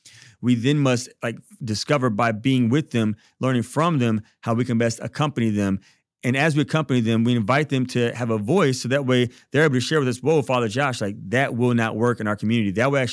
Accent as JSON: {"language": "English", "town": "Baton Rouge", "region": "Louisiana", "country": "United States", "said": "Yeah, so I'm from Baton Rouge. My mom is Catholic and my dad is African American Methodist Episcopalian. Mom's white, dad's Black."}